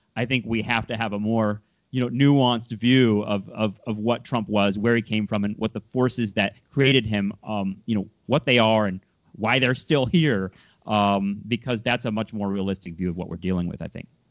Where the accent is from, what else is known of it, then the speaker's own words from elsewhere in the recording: Southern California, United States; I'm from Southern California